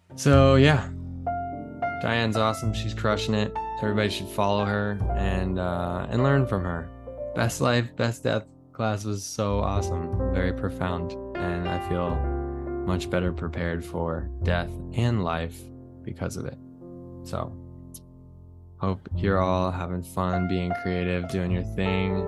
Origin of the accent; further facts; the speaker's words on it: United States; as an American